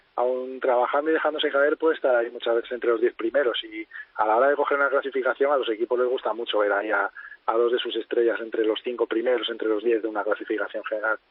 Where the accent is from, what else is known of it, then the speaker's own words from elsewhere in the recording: Cangas del Narcea, Asturias, Spain; en Canas de Narcea, en mi pueblo natal, en Asturias